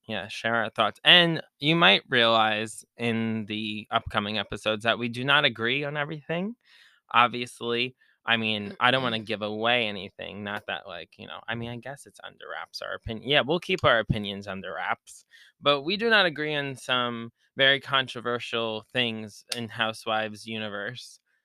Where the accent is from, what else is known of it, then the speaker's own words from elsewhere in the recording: Long Island, New York, United States; I'm from Long Island, New York.